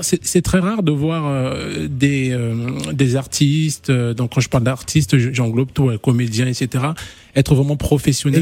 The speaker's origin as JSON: {"language": "French", "country": "Gabon", "said": "je suis gabonais aussi"}